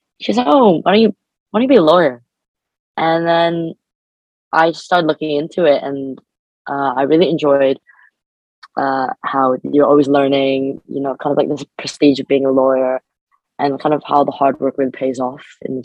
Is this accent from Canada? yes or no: yes; Canada; moved away as an adult; now in United Kingdom; I'm an international student, so I'm from Canada.